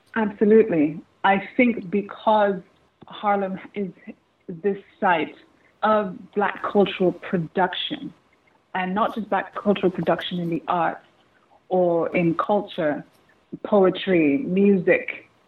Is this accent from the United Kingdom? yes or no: no; Nigeria; as a Nigerian